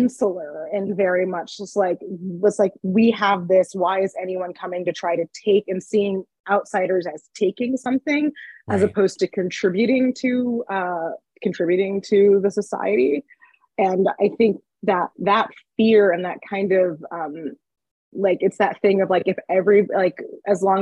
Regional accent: Johnstown, Pennsylvania, United States; moved away as an adult; I grew up in Johnstown, Pennsylvania

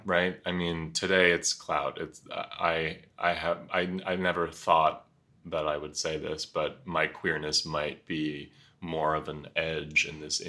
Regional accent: Nyack, Rockland County, New York City, United States; I was born at St. Vincent's Hospital in the West Village. Um, my mother is a modern dancer, performance artist mm. who had found a loft on Bleecker Street in the 70s and held on to it forever. So that's where I lived in my early years. And then um, lived in Rockland County, half an hour north in a little town called Nyack

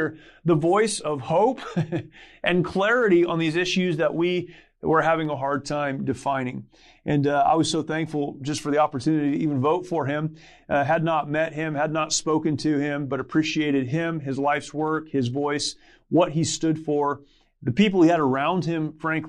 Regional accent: California, United States; I'm a California kid.

